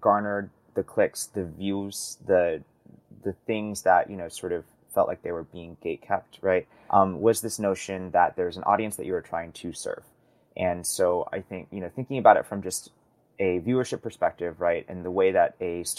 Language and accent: English; Midwest, United States; I grew up in the Midwest